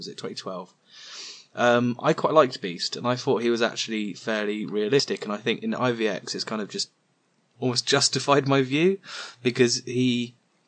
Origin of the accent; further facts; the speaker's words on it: United Kingdom; I'm British